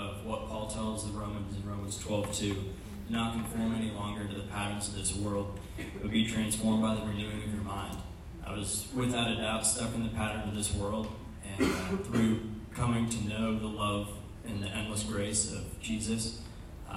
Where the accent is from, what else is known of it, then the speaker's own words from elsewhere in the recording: Birmingham, Alabama, United States; I grew up in Birmingham, Alabama, not too far away, in a Christian home